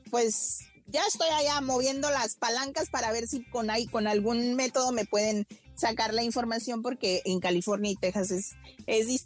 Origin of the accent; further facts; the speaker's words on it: Spain; soy español.